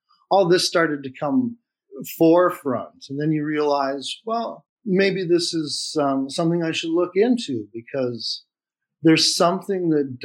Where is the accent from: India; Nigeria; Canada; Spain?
Canada; Flin Flon, Manitoba; I was born in Flin Flon and then fostered out into a foster home.